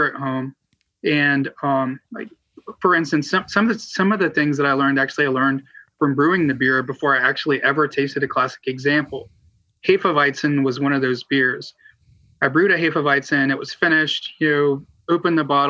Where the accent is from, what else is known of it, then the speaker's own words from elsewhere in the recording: Southeast Alabama, United States; moved away as an adult; also born or lived in Tallahassee, Florida / Winston-Salem, North Carolina; now in Tampa, United States; I grew up in Southeast Alabama